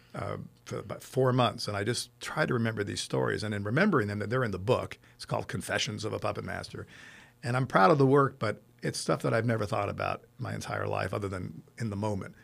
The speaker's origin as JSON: {"language": "English", "town": "Rome", "region": "Lazio", "country": "Italy", "tie": "born or raised there", "also_born_or_lived": "Los Angeles, United States", "moved": "yes", "said": "It turned out to be twenty, so I grew up in Rome"}